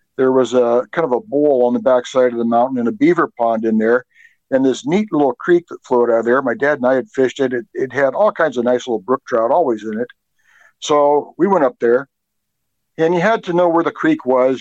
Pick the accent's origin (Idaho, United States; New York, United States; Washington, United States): Washington, United States; Seattle; now in Snohomish, United States; I'm actually from Seattle originally.